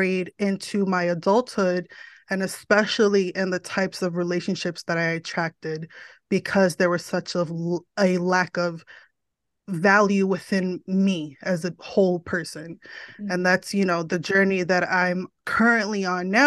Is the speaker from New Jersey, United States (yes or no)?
yes; New Jersey, United States; moved away as an adult; also born or lived in Florida; born and raised in New Jersey, still here